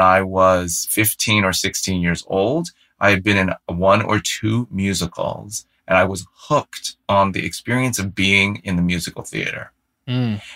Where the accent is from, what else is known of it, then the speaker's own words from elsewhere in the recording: San Francisco, California, United States; I grew up in San Francisco